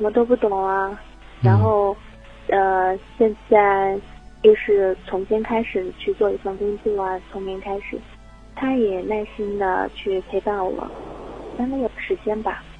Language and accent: Chinese; Jiangxi, China; moved away as an adult; now in Hangzhou, China; 我是江西人